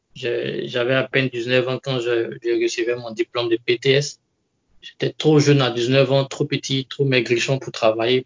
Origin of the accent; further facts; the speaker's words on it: Côte d’Ivoire; moved away as an adult; now in Japan; Je suis d'origine ivoirienne. Je suis ivoirien